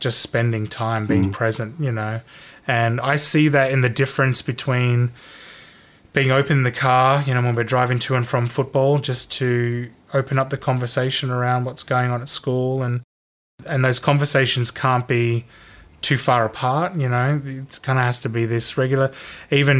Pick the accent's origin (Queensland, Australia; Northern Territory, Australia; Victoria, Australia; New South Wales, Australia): New South Wales, Australia; Sydney; Growing up in Sydney